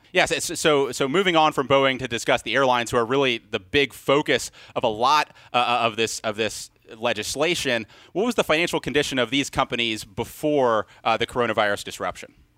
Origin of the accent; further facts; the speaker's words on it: Mobile, Alabama, United States; my hometown, Mobile, Alabama